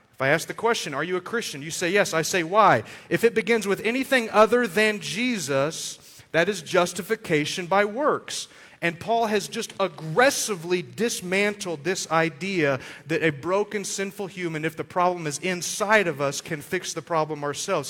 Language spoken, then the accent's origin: English; Amarillo, Texas, United States; I grew up in Amarillo, uh, not really from a, a, wealthy family